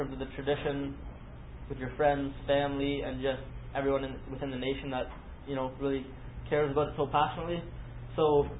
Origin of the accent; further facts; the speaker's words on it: Canada; now in United States; so I'm Canadian, as most of you probably already know already